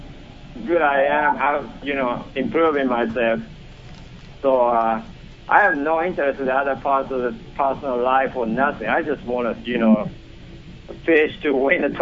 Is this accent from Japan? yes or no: yes; Japan; born or raised there; English is a second language; moved away as an adult; now in United States